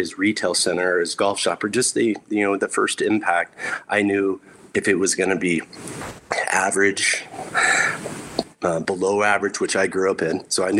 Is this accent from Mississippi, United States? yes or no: no; Texas, United States; But I grew up in South Texas playing military golf. Grew up in an Air Force family.